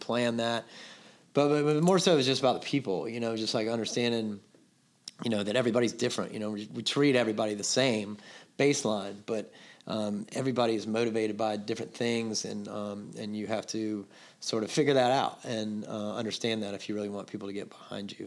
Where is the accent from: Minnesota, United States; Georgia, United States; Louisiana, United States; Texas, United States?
Georgia, United States; Atlanta; moved away as an adult; now in Charleston, United States; I grew up in Atlanta